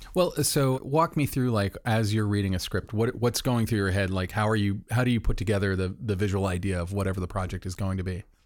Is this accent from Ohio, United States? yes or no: no; Orlando, Florida, United States; I'm from Orlando